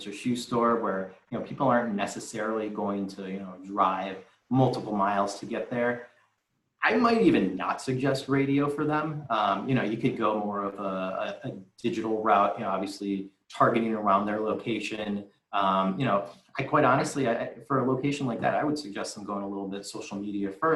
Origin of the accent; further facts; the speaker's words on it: Deerfield, Illinois, United States; I'm from Deerfield